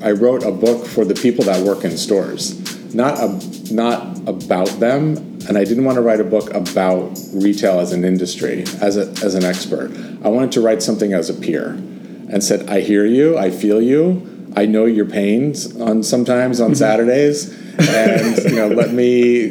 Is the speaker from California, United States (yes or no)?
yes; California, United States; I'm from California, and I grew up in a family of construction